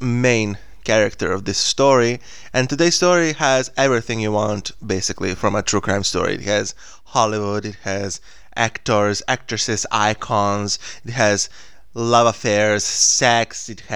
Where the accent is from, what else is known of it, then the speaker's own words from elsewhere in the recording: Smederevo, Podunavlje District, Serbia; English is a second language; in my hometown